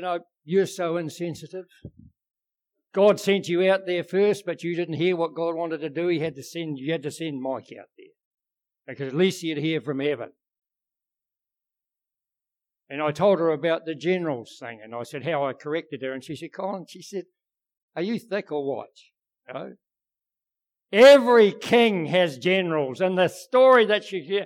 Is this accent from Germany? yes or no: no; New Zealand; we're from New Zealand